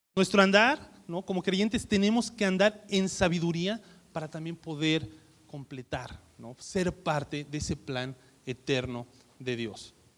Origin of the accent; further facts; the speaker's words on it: Mexico; somos mexicanos